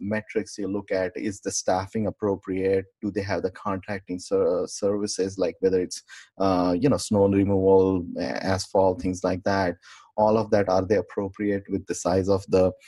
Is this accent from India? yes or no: yes; India; moved away; back home, I'm from India and family is a big time almost in my hometown.